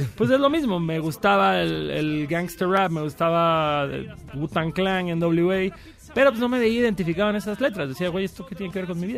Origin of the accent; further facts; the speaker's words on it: Cancún, Quintana Roo, Mexico; yo soy de Cancún